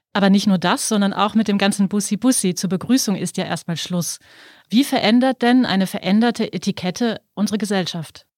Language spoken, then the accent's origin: German; Germany; now in Austria; Ich als gebürtige Deutsche